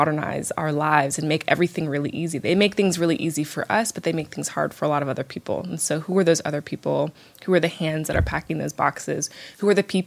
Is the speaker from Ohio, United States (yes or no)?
no; right outside D.C., Virginia, United States; moved away; also born or lived in San Francisco / London; I grew up in Virginia, right outside D.C.